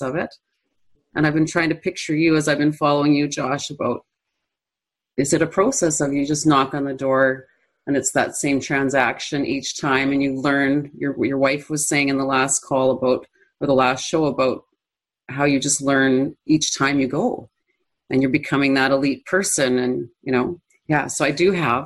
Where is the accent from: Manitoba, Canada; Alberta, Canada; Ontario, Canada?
Manitoba, Canada; I'm from Central Canada.